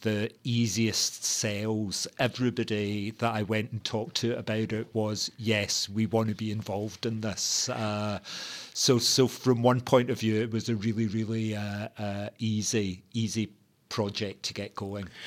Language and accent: English; Glasgow, Scotland, United Kingdom; a young working class uh, uh, gay teenager growing up in Glasgow